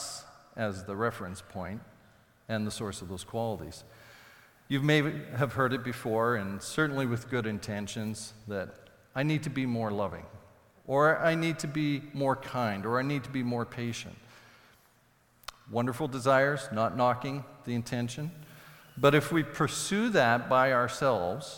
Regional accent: Saskatoon, Saskatchewan, Canada; when I grew up in Saskatoon, we had a large crabapple tree in the backyard

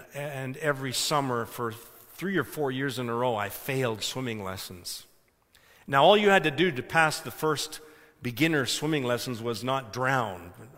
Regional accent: Ontario, Canada; I was saying, I'm from Ontario, you can see the plates

